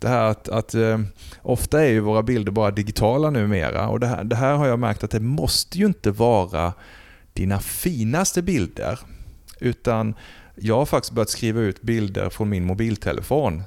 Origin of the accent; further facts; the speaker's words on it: Blekinge, Sweden; moved away; hemma i Blekinge, i mina föräldrars förråd har jag ett antal flyttkartonger